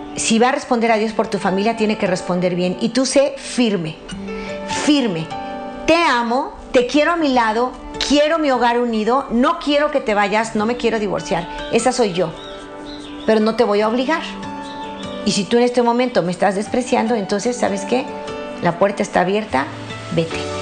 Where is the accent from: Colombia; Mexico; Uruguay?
Mexico; mi país, México